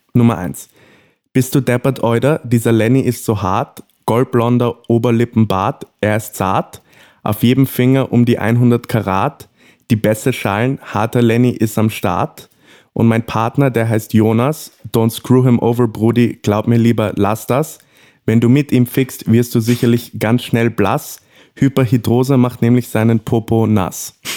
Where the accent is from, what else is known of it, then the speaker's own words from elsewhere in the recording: Morocco; moved away; Als, als, als gebürtiger Marokkaner.